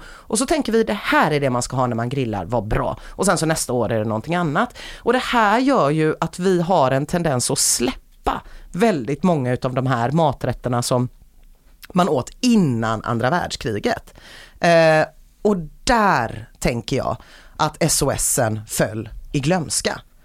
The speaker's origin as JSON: {"language": "Swedish", "country": "Sweden", "said": "Vi är ju inga italienare nämligen, vi är ju svenskar"}